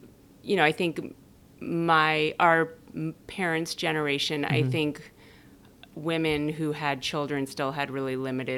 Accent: Denmark; born there; I was born in Denmark. My mother's Danish. My dad is a New Jersey Jew.

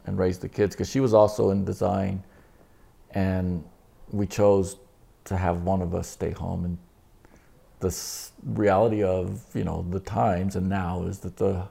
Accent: Roswell, New Mexico, United States; moved away as an adult; also born or lived in Dallas; growing up in Roswell

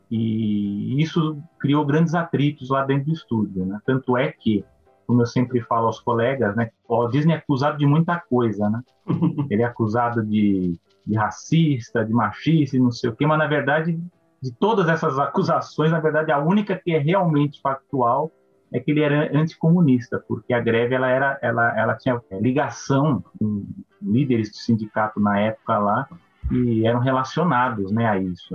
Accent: São Paulo, Brazil; eu sou de São Paulo, né? Quem está no podcast aí, eu e o Fernando, nós somos de São Paulo

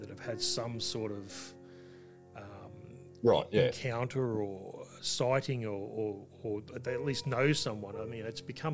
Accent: Australia; we're both Australian

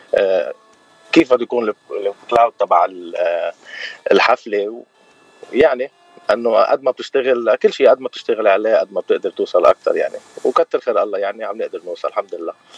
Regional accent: Zahle, Beqaa, Lebanon; moved away as an adult; also born or lived in Beirut, Lebanon; now in California, United States; أنا من زحلة وسكان بيروت، وصار لي بالاغتراب بثلاث سنين

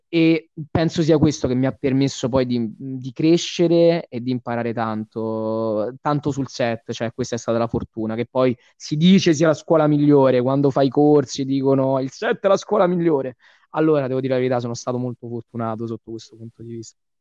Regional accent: Rome, Lazio, Italy; essendo romano c'è un lavoro sulla dizione

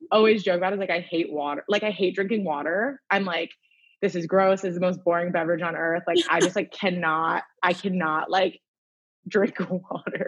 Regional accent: New Jersey, United States; I grew up in New Jersey

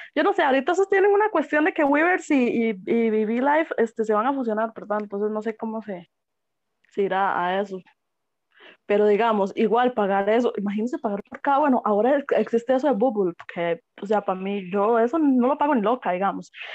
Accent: Costa Rica; nosotros como costarricenses

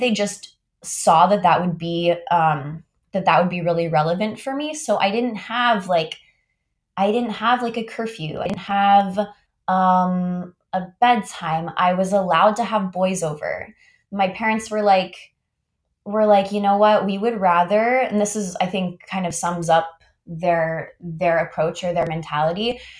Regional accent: Augusta, Georgia, United States; moved away as an adult; also born or lived in Miami; now in Palo Alto, United States; I was, like, super involved in all of the community theaters where I grew up in Augusta, Georgia

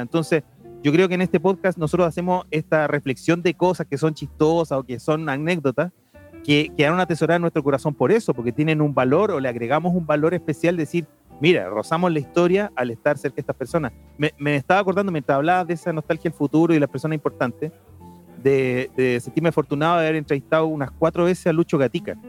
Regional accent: Chile; como un chileno

